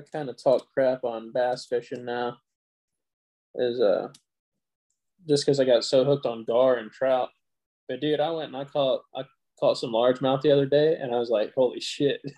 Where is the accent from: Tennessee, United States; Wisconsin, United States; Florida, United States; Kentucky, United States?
Tennessee, United States; now in Texas, United States; I grew up in Tennessee, right? I'm not originally from as Brian affectionately calls it, the great state of Texas.